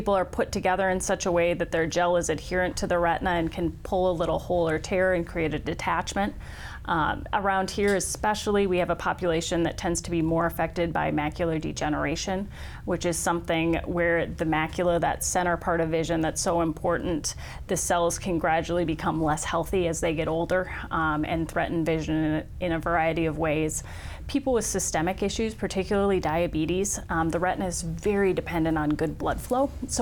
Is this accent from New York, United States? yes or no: no; Sioux Falls, South Dakota, United States; also born or lived in Minnesota / Chicago; graduated from Sioux Falls, Lincoln